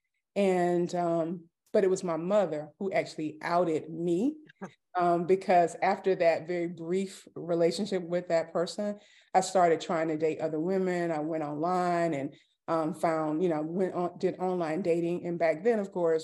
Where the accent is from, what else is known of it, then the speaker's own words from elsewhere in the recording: Atlanta, Georgia, United States; now in Cumming, United States; I'm originally from Atlanta, Georgia. I'm currently residing in a suburb called Cumming, Georgia